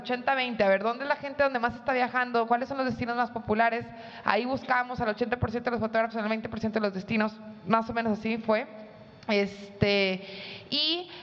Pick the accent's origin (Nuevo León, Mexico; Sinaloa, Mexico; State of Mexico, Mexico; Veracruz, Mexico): Nuevo León, Mexico; Monterrey; como buena regia